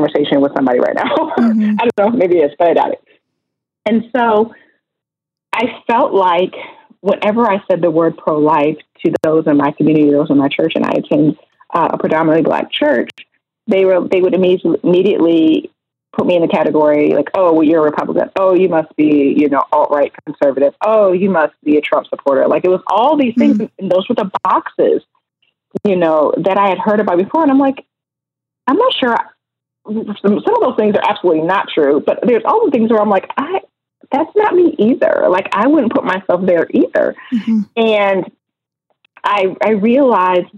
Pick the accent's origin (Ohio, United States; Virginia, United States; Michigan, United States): Ohio, United States; Oberlin; I was raised in Oberlin, Ohio, and we are very proud of being a part of the Underground Railroad